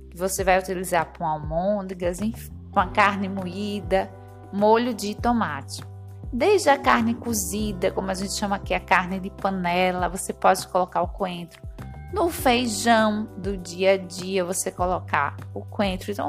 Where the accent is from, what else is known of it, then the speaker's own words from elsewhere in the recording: Northeast Region, Brazil; Como boa nordestina, se deixar, eu coloco ele em tudo, ou quase tudo.